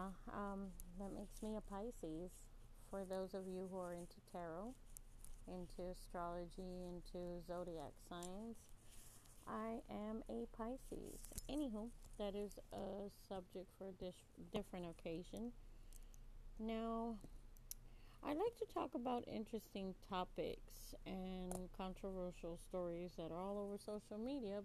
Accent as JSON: {"language": "English", "region": "Texas", "country": "United States", "tie": "born or raised there", "said": "I'm from Texas, but I love Texas. It's my hometown"}